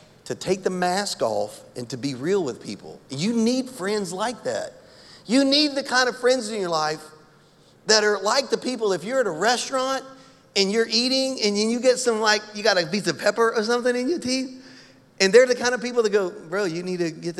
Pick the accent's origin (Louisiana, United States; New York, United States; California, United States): Louisiana, United States; I'm from Louisiana.